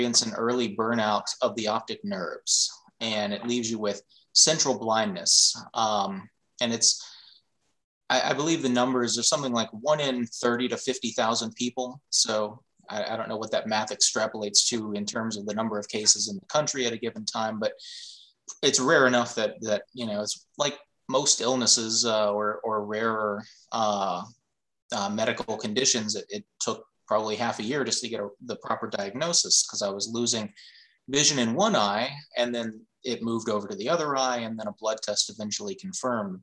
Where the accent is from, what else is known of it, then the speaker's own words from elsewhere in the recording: Charleston, West Virginia, United States; I'm from Charleston.